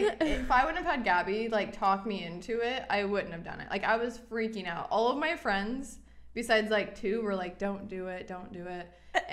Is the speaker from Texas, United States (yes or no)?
no; Indiana, United States; moved away as an adult; also born or lived in Florida / Los Angeles / New York; I moved her from Indiana to Florida to LA to New York. Back to Indiana.